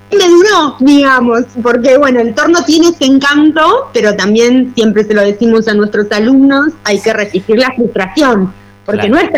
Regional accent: Mendoza, Argentina; now in Mar del Plata, Argentina; en realidad vivo en Mar del Plata hace ya muchos años, soy mendocina de origen.

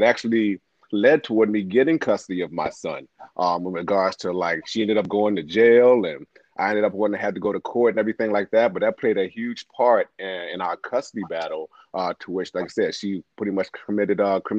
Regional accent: Baltimore, Maryland, United States; now in Ladson, United States; born and raised in Baltimore City, Maryland. Got down here in 06. Been in Ladson ever since.

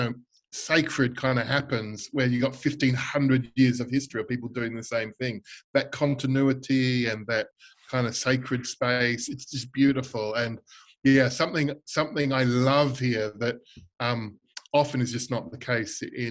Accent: Melbourne, Victoria, Australia; moved away as an adult; also born or lived in Bangkok, Thailand / England; now in Midlands, United Kingdom; I'm originally from Melbourne, Australia

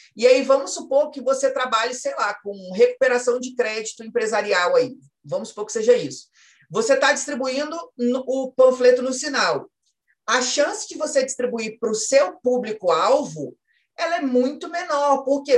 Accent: Espírito Santo, Brazil; eu sou do Espírito Santo.

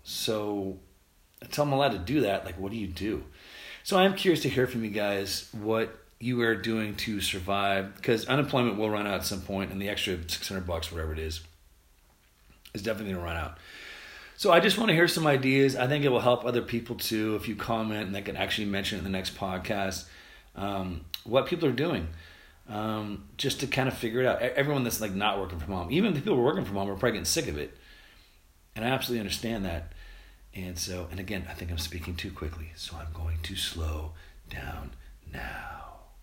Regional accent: United States; we're from America

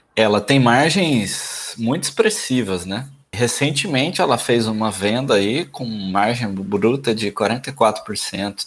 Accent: interior of Minas Gerais, Brazil; now in Santos, Brazil; A gente é do interior de Minas. Hoje em dia eu moro numa cidade que não tem espaço

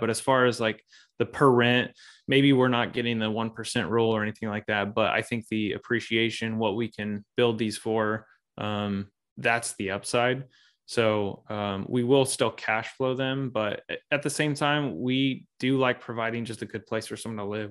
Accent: Springfield, Missouri, United States; I grew up here in the Midwest. So I'm in Missouri, um, Springfield, Missouri to be exact.

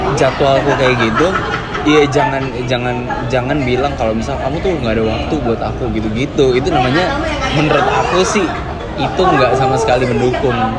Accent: Jakarta, Indonesia; aslinya sih dari Jakarta

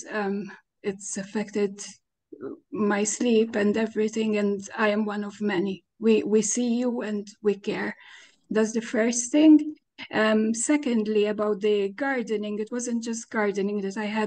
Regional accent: Malta; I'm Maltese. I'm from Malta.

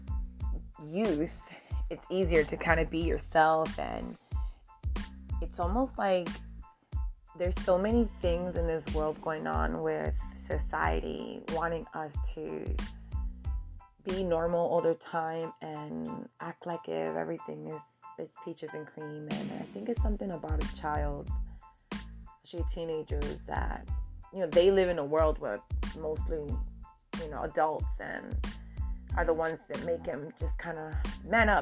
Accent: New York City, New York, United States; Born and raised in the Bronx.

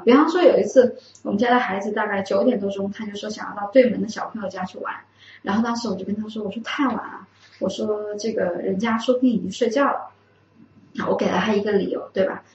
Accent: Wuhan, Hubei, China; 我们武汉的方言

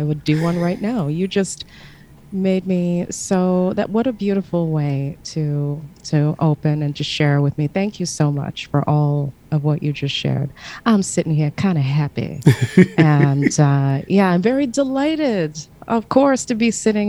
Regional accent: Burlington, Ontario, Canada; I remember being a young girl growing up in Burlington, Ontario

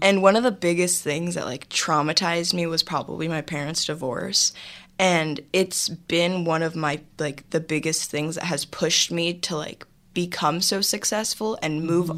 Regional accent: Los Angeles, California, United States; I was raised in Los Angeles, California. I'm definitely an LA native.

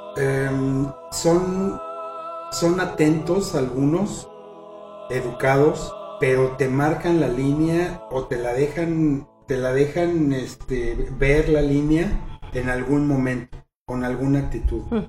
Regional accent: Mexico; nosotros como mexicanos

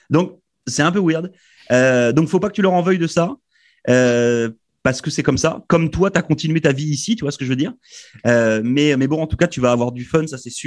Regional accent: France; moved away as an adult; moi, je suis arrivé de France là il y a trois ans. Et c'est pareil. La première fois où je suis rentré en France, donc je suis arrivé en avril 2018, je suis rentré en décembre pour Noël 2019

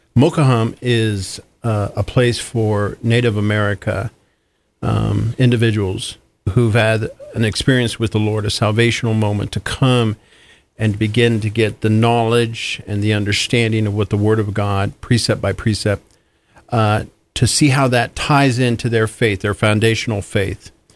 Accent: Kansas, United States; moved away; I'm originally from Kansas

